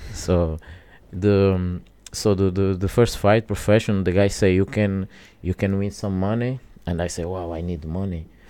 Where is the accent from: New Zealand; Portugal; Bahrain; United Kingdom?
Portugal; English is a second language; also born or lived in Angola; I go to Portugal very, very young, like my three years old.